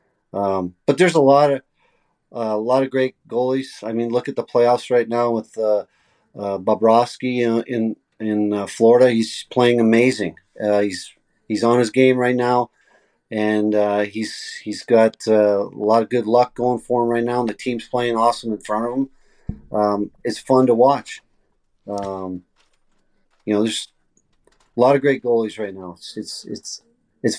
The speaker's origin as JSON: {"language": "English", "country": "Canada", "tie": "born or raised there", "said": "what we grew up on here in Canada"}